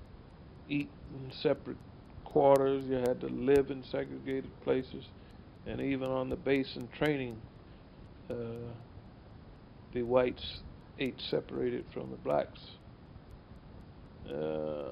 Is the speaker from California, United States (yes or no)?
yes; Los Angeles, California, United States; also born or lived in Santa Barbara; I was born and raised in Los Angeles, California